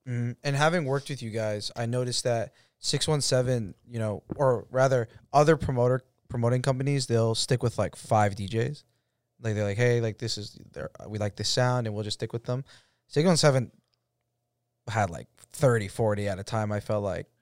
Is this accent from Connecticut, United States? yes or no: no; Roslindale, Massachusetts, United States; my, uh, childhood home, it's on American Legion, which is, like, where I grew up